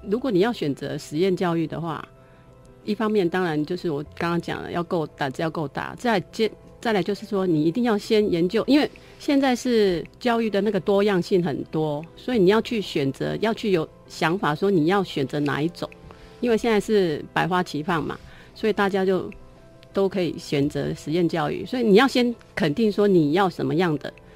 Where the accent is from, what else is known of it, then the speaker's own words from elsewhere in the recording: Keelung, Taiwan; now in Taichung, Taiwan; 因为我是基隆人， 所以我是每个暑假都是泡在海边的